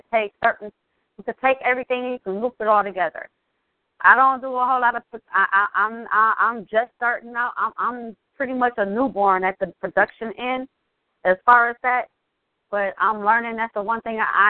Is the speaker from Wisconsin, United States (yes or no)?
yes; Southeast Wisconsin, United States; I see somebody in from my hometown or from my home state, from Southeast Wisconsin